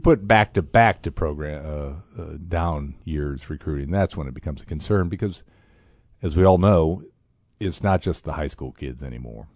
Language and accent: English; Fort Wayne, Indiana, United States; I'm from Fort Wayne